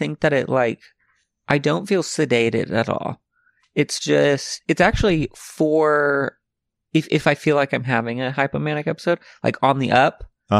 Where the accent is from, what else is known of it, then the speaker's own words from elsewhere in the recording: Alma, Arkansas, United States; So I was born and raised in Alma, Arkansas.